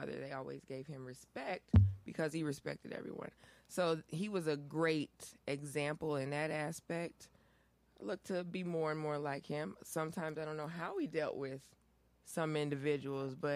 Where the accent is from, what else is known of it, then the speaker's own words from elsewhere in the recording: Aurora, Illinois, United States; I'm from Aurora. My grandfather was a pastor here in Aurora for over 70 years